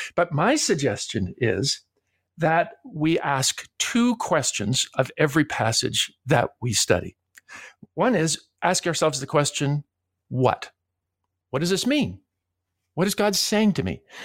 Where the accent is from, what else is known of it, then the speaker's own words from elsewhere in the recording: Toronto, Ontario, Canada; I grew up in Toronto, Canada, so I don't have any accent at all